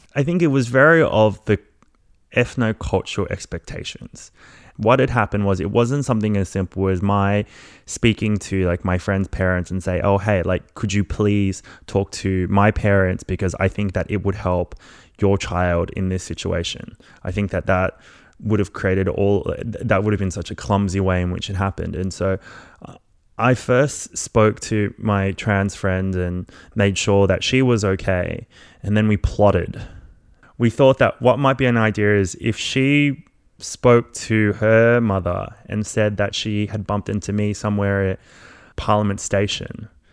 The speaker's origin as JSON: {"language": "English", "town": "Melbourne", "region": "Victoria", "country": "Australia", "tie": "born or raised there", "also_born_or_lived": "Malaysia", "said": "I grew up in Melbourne after migrating when I, from Malaysia, when I was about two years old."}